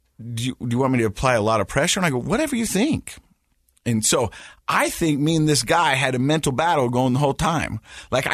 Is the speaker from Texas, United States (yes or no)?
no; Utah, United States; accent: Utah; my Utah accent. Layton